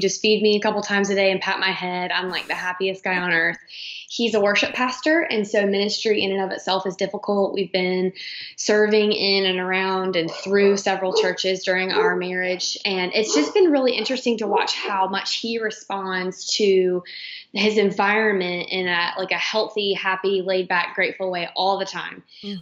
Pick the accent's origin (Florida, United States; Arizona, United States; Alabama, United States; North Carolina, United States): North Carolina, United States; Charlotte; now in Fort Mill, United States; We were born and raised in Charlotte